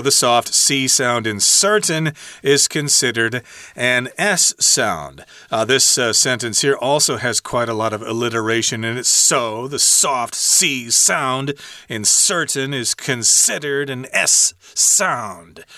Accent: United States; as an American

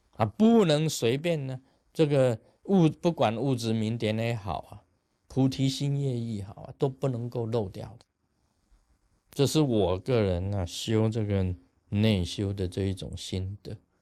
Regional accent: Taiwan; 我们台湾话叫哈消啊

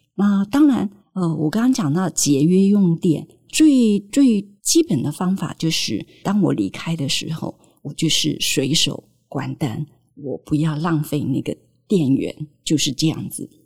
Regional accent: Taiwan; 我们生在台湾还算是比较幸福

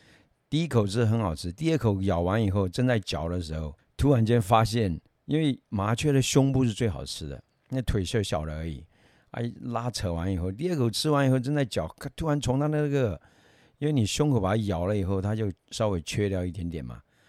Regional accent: Yunnan, China; 有一种是小时候啦，呃，有去山里面去挖那个，我们云南话叫口袋虫啊。

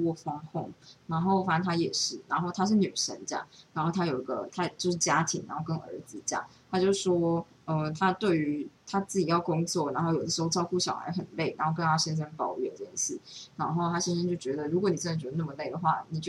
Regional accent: Taichung, Taiwan; 然后我就是跟我朋友聊了这件事，他就说他的朋友在台中，因为我们就是台中人嘛，所以就是他朋友在台中，他爸也都打不到疫苗

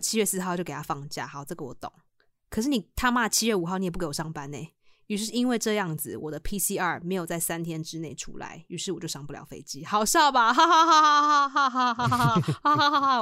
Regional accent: Taipei, Taiwan; 我从小住在这边

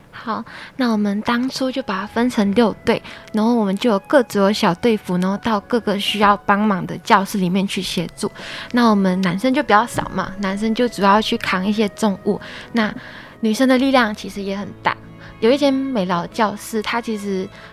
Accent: a small village in Kedah, Malaysia; now in Taiwan; 来自马来西亚吉打一个小乡村

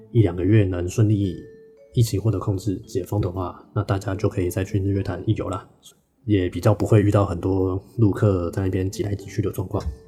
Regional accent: Taiwan; 但是我们台湾人的天性，可能我不知道是不是台湾人的天性就是比较怕死

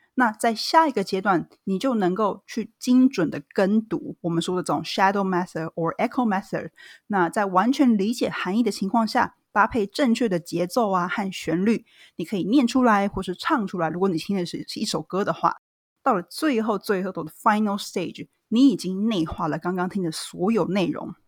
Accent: Taiwan; 我其实是个在台湾土生土长的台湾女孩儿

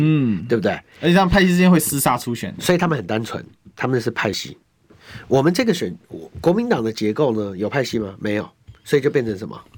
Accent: Taipei, Taiwan; 我从小到大就用木栅长大

